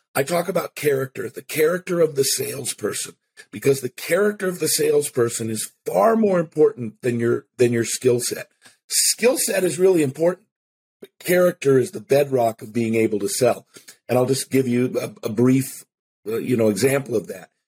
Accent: Seattle, Washington, United States; I grew up in Seattle

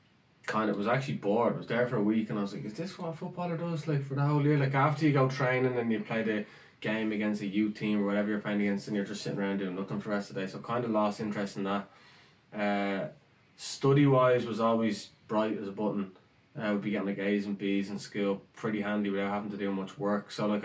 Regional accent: Rathfarnham, Leinster, Ireland; moved away as an adult; Rathfarnham. Went to college, went to UCD, 21, and then went off to Canada.

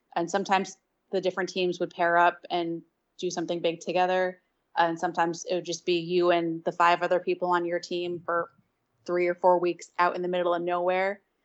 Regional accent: New Jersey, United States; I'm from North Jersey. Grew up, you know, doing outdoorsy things with my dad

